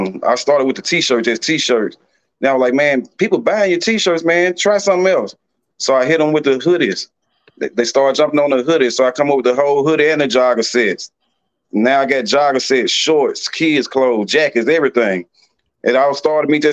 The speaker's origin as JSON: {"language": "English", "town": "Georgetown", "country": "United States", "said": "I'm from Georgetown"}